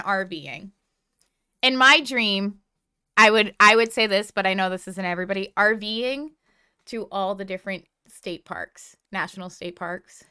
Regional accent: New England, United States; born or raised there

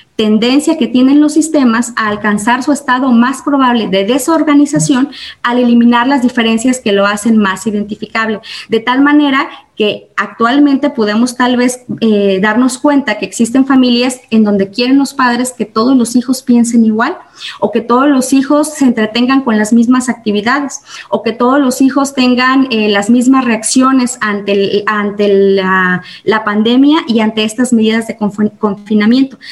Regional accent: Mexico

